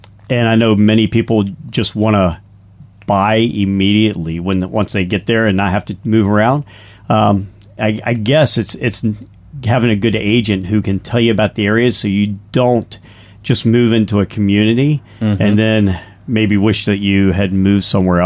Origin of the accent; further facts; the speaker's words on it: Northern Virginia, United States; moved away as an adult; now in Nashville, United States; I'm from Northern Virginia